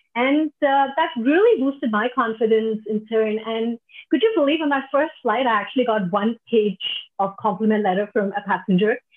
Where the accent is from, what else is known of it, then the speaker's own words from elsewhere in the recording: Delhi, India; moved away as an adult; now in Singapore; I'm originally from India, from Delhi